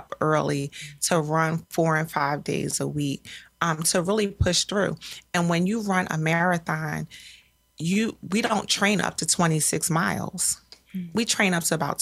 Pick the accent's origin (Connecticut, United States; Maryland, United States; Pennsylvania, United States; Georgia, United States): Pennsylvania, United States; Philadelphia; I'm a Philadelphian and have run those streets